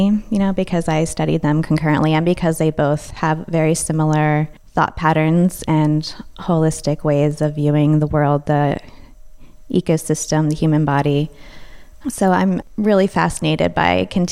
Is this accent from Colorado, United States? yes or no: no; Westminster, Maryland, United States; now in Shepherdstown, United States; I'm originally from Westminster, Maryland, but currently living in Shepherdstown, West Virginia.